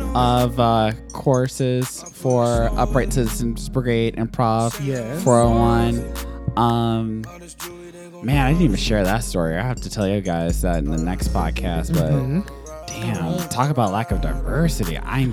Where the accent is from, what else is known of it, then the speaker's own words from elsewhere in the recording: Nashville, Tennessee, United States; moved away; also born or lived in Chicago; every time I say tell people I'm from Nashville